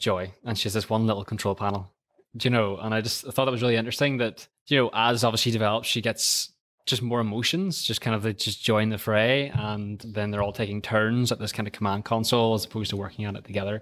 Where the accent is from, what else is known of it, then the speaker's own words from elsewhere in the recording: Antrim, Northern Ireland, United Kingdom; I'm, I'm from a little town called Antrim, which is about twenty miles just outside of Belfast